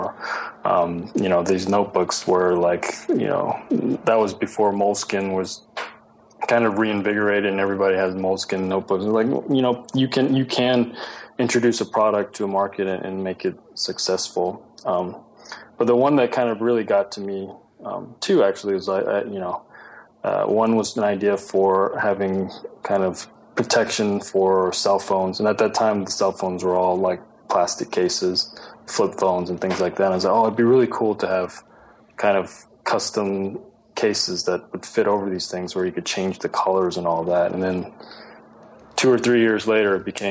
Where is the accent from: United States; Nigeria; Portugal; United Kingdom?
United States; Houston, Texas; moved away as an adult; also born or lived in Ithaca, New York; now in Los Angeles, United States; growing up in Texas